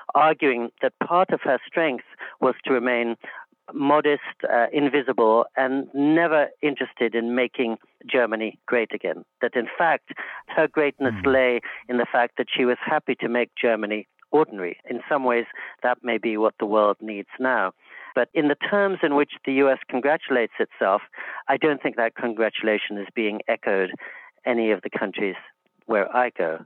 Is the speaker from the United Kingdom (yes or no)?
yes; England, United Kingdom; now in United States; in England, too, when I was growing up